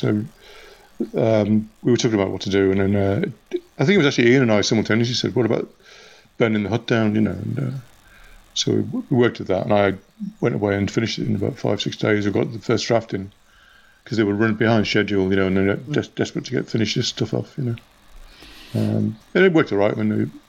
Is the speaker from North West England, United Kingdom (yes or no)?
yes; Liverpool, North West England, United Kingdom